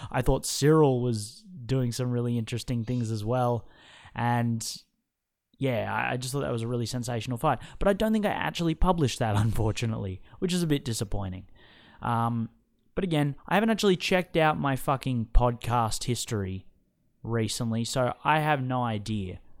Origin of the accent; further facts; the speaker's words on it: Australia; my home country